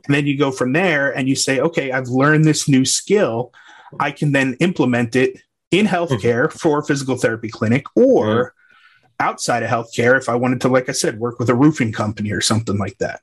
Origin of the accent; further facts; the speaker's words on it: Long Island, New York, United States; also born or lived in Waco, Texas; now in Wimberley, United States; I grew up on Long Island, New York